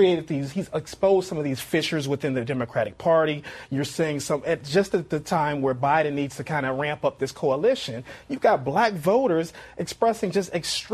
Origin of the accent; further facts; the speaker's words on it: Chicago, Illinois, United States; moved away; that's my hometown, I should mention, of Chicago.